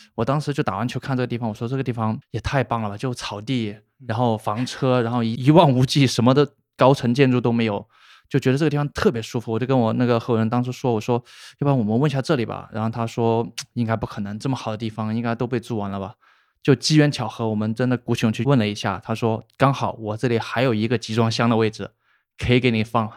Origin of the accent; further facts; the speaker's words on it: Shenzhen, Guangdong, China; also born or lived in Hubei; 我不算本地人，但应该就是大家称，就是现在大家聊的就是生二代吧，因为我老家是湖北人，然湖后北对，就是在很小的时候来的深圳